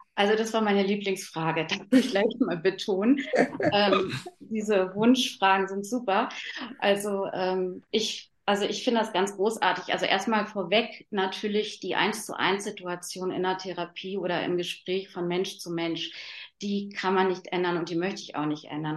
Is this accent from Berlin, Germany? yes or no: yes; Berlin, Germany; bei uns in Berlin